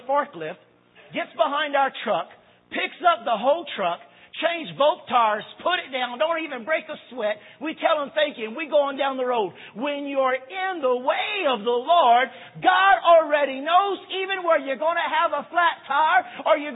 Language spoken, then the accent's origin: English; Louisiana, United States; 2 young teenagers from Louisiana